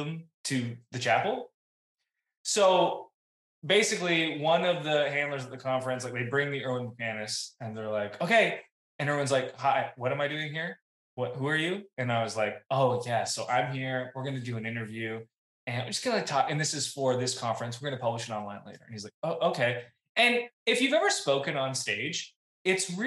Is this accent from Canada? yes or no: yes; Canada; I'm Canadian.